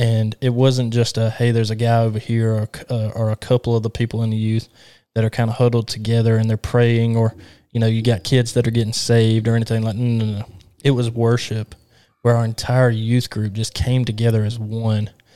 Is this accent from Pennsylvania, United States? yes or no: no; Alabama, United States; I'm from Alabama